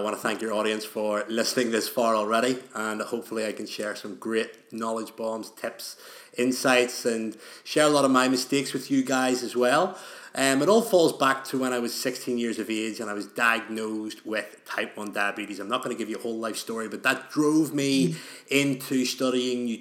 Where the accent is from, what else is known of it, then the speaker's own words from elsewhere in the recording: Belfast, Northern Ireland, United Kingdom; in Northern Ireland, where I'm from Belfast